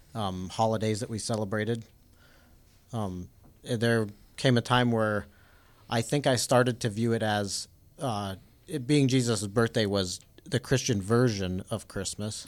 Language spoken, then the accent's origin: English; Denver, Colorado, United States; I grew up in Denver, Colorado